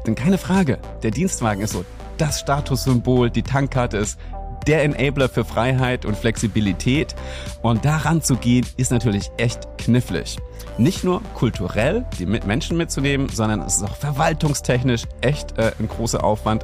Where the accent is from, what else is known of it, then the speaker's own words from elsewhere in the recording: Germany; hier bei uns in Deutschland